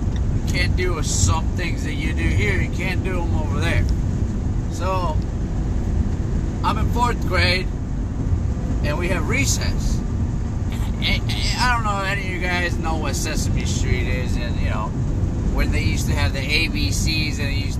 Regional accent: Mexico; born there; also born or lived in United States; See, I was born in Mexico, raised here and there, both sides, you know. Love both sides of myself, you know, of where I was born and where I was raised, mostly here.

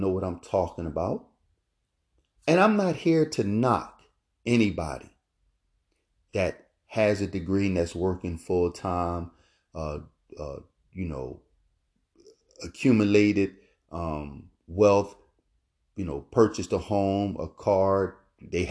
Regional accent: Philadelphia, Pennsylvania, United States; moved away as an adult; now in Florida, United States; Growing up in Philadelphia, North Philadelphia, We grew up in the Richard Allen Projects

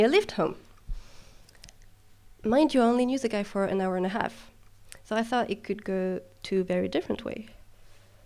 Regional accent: France; not in France, though, which is my home country.

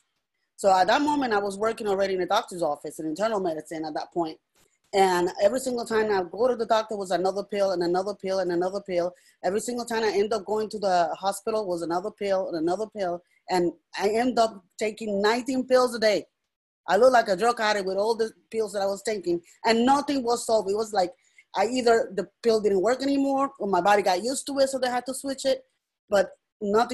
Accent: Puerto Rico; moved away; I'm originally from Puerto Rico, so I'm bilingual

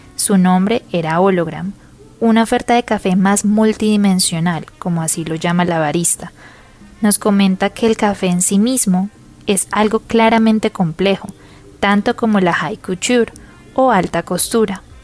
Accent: Pereira, Risaralda, Colombia; soy una colombiana y pereirana amante del buen café

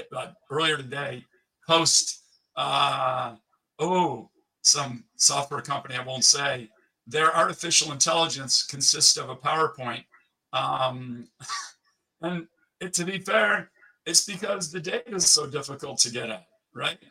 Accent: United States; moved away as an adult; also born or lived in Switzerland; I lived 15 years in Switzerland, but I'm still American.

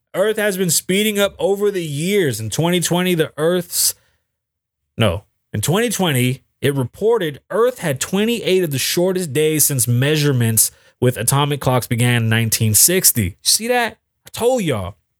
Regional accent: New York, United States; now in Las Vegas, United States; I'm from New York

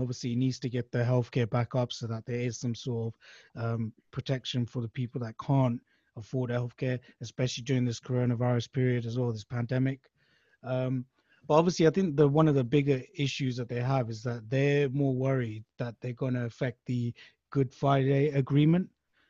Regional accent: United Kingdom; I'm British myself

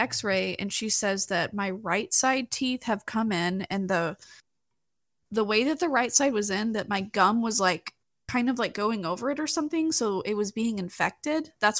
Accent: Texas, United States; As a Texan

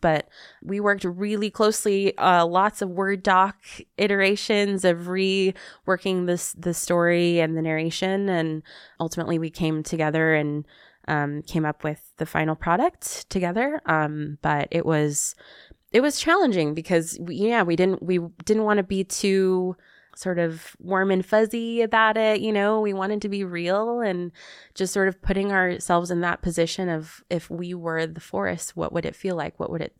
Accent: California, United States; accent: Southern California; trying not to speak in my Southern California accent

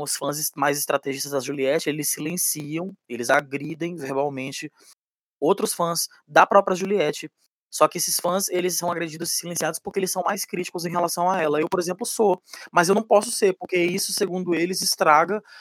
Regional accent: São Luís, Maranhão, Brazil; Eu sou de família paraibana e maranhense, eu fui criado no, no, no, em São Luís do Maranhão.

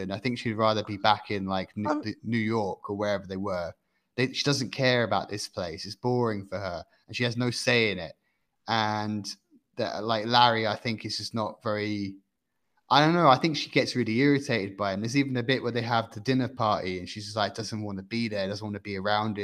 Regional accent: near Elstree Studios, East of England, United Kingdom; I grew up near Elstree Studios

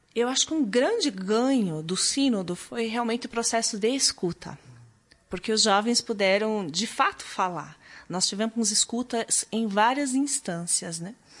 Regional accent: Maringá, Paraná, Brazil; also born or lived in Curitiba; eu sou paranaense, nasci no norte do Paraná, em Maringá. Lá já me envolvia com grupos de jovens desde muito cedo

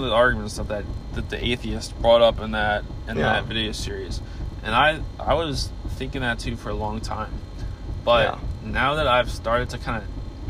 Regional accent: United States; me being Christian I'm only Christian because I was born in the United States.

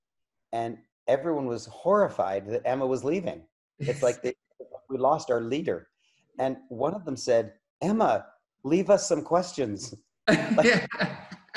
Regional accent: Canada; I'm a Canadian

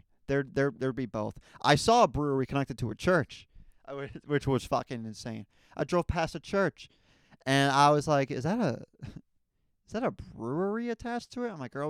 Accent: Raleigh, North Carolina, United States; born there; also born or lived in New Jersey; something you guys don't know about me is I was born in the South. There's something in my blood. Something with, like, astrology or something. With, like, your chart, it matters where you were born. I mean, I was born in Raleigh, North Carolina, man.

